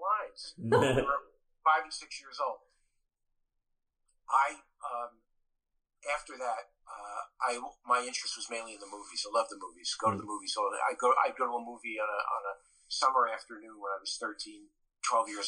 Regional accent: Elizabeth, New Jersey, United States; also born or lived in Roselle, New Jersey; I grew up in Elizabeth

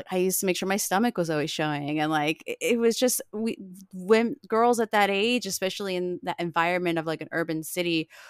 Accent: Florida, United States; But I grew up in South Florida and near like not far from Miami.

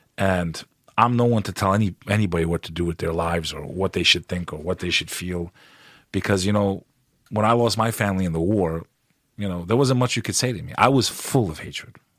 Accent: United States; also born or lived in Kosovo; as an American

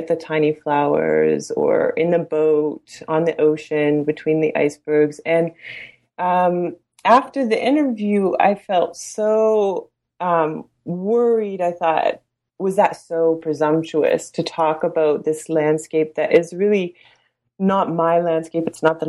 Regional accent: Canada; growing up in Canada

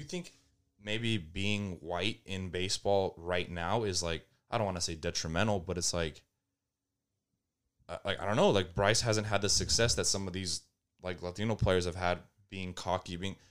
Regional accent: Thailand; born there; I was born in Thailand.

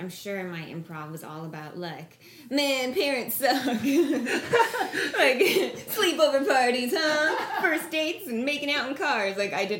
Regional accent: Toronto, Ontario, Canada; And I'm from Toronto

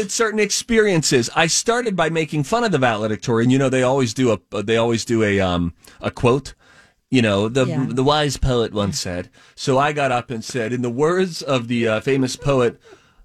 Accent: Pennsylvania, United States; moved away; I grew up in Pennsylvania where hockey is nowhere near as big as it is here

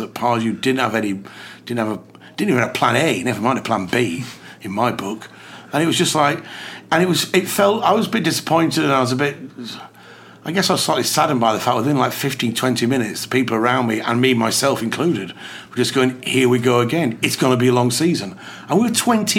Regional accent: England, United Kingdom; it's a very English thing to say because we're English.

